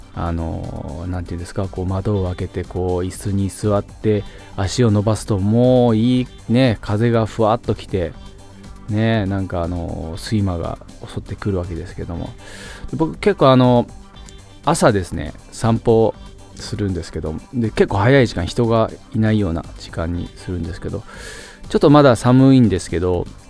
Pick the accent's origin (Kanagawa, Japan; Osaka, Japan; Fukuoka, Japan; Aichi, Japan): Fukuoka, Japan; moved away as an adult; now in Tokyo, Japan; 福岡人、 福岡県人目線で